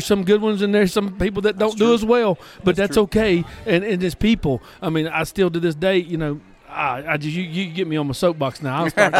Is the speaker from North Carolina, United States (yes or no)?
yes; Surry County, North Carolina, United States; I grew up in Surrey County.